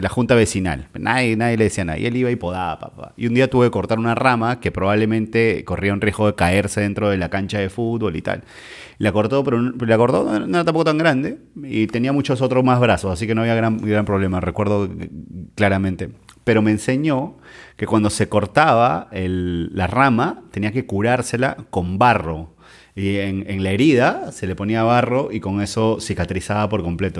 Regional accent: Trujillo, La Libertad, Peru; crecí en, Trujillo, en Monserrate

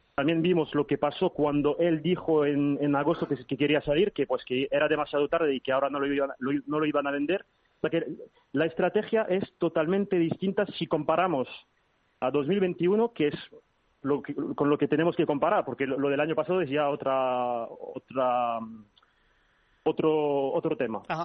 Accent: Paris, Île-de-France, France; Yo nací aquí en París, pero sí, mi familia es española

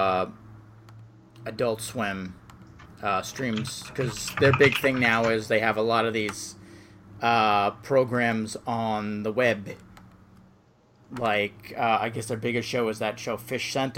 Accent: New York, United States; accent: New York; My New York accent

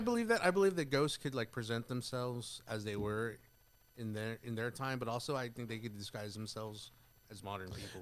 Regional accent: Carrizo Springs, Texas, United States; moved away as an adult; I'm originally from Carrizo Springs

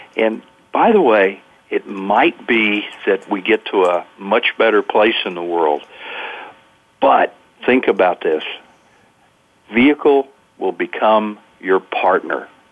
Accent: the South, United States; I'm from the South

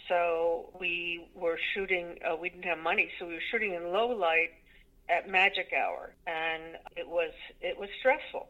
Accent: Connecticut, United States; in Connecticut, the town I was born

